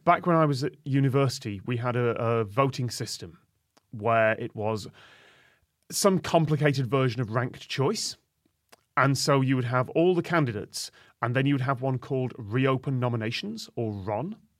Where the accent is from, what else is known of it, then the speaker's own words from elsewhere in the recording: United Kingdom; Middle of the U K